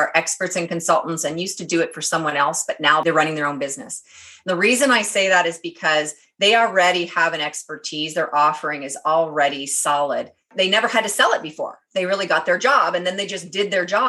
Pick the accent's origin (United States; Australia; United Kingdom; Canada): Canada; They knew I was Canadian